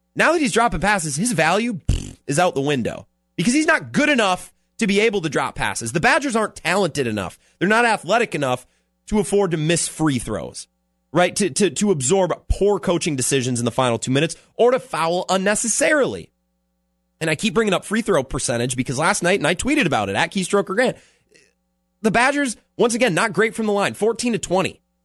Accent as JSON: {"language": "English", "town": "Menomonie", "region": "Wisconsin", "country": "United States", "moved": "yes", "lives_now": "La Crosse, United States", "said": "I'm from Menominee"}